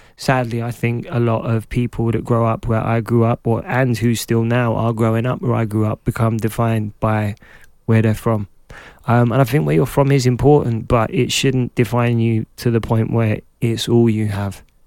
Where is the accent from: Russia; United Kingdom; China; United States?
United Kingdom; London; because I was growing up in Clapton, in Hackney